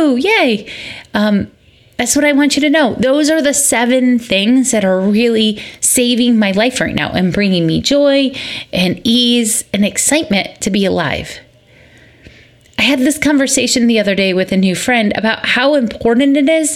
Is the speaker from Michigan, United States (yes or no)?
yes; Michigan, United States; moved away; also born or lived in Georgia; I recognize from growing up in Michigan